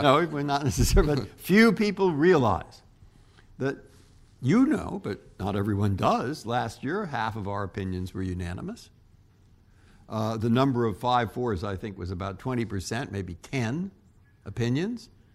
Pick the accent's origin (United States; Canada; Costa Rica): United States; San Francisco, California; moved away as an adult; also born or lived in Cambridge, Massachusetts; now in Washington, United States; I was born in San Francisco. My family's from San Francisco. I went to Lowell High School.